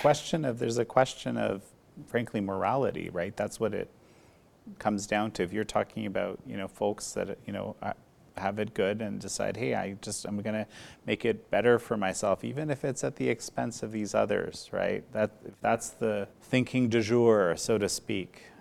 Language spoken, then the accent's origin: English; Canada; in Canada, my home country